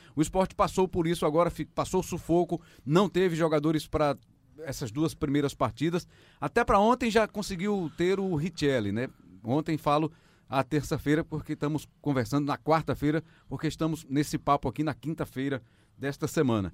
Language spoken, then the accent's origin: Portuguese; Vitória de Santo Antão, Pernambuco, Brazil; also born or lived in Caruaru; eu sou nascido em Caruaru e criado em Vitória de Santo Antão